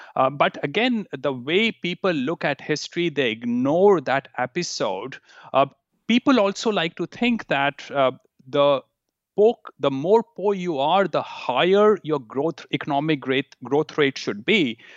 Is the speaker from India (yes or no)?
yes; India; moved away; growing up in India